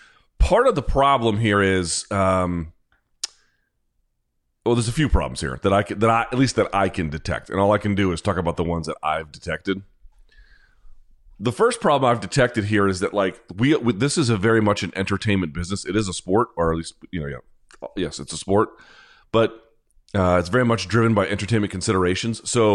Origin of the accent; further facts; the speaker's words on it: Chicago, Illinois, United States; We're both from Chicago, a city of violence. Somewhere we need to uplift. I used to shout this man out for being from the same city as me.